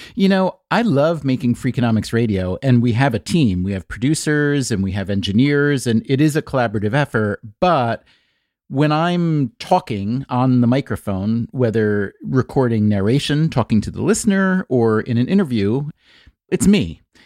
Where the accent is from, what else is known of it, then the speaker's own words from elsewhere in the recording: United States; being American